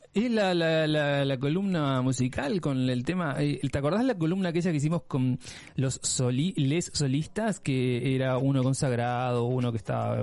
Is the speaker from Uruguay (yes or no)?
yes; Uruguay; Sí, soy uruguayo, por supuesto, ese es mi país de origen